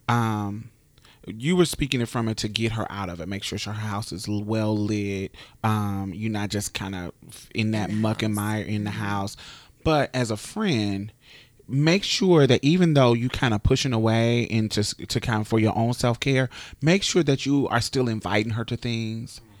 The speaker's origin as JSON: {"language": "English", "town": "Indianapolis", "region": "Indiana", "country": "United States", "said": "in my mother's city, I'm from Indianapolis."}